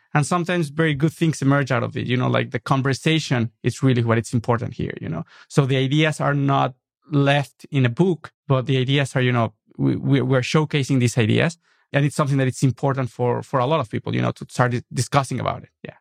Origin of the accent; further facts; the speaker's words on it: Mexico City, Mexico; English is a second language; moved away as an adult; also born or lived in New York; now in Los Angeles, United States; I was born in nineteen seventy-eight and then stayed there for the first twenty-five years of my life.